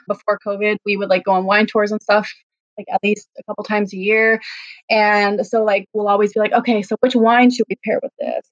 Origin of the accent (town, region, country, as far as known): East Coast, Canada; born or raised there; moved away as an adult; now in Vancouver, Canada